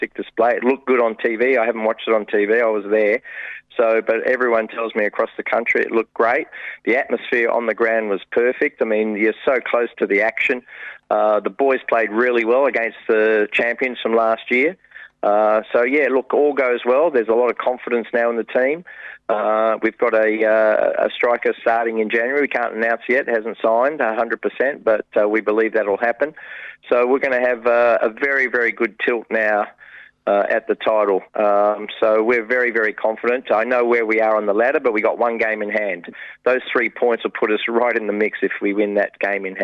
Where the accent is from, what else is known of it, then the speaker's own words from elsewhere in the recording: England, United Kingdom; now in Australia; I was born in England